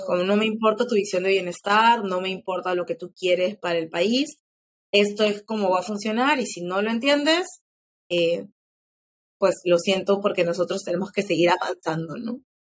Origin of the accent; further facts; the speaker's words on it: Peru; quiénes somos como peruanos